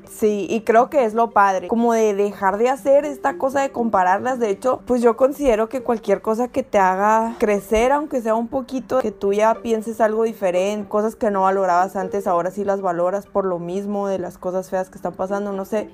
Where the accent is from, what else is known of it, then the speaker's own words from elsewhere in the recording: Mexico; las oportunidades que tenemos como mexicanos